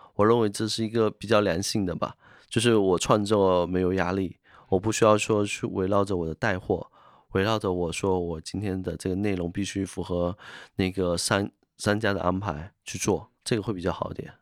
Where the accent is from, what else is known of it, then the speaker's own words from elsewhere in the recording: Fujian, China; 在福建这边是一个泛神论的